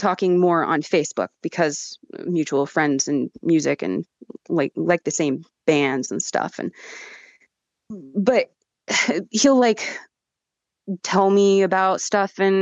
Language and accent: English; Yakima, Washington, United States; I'm from Yakima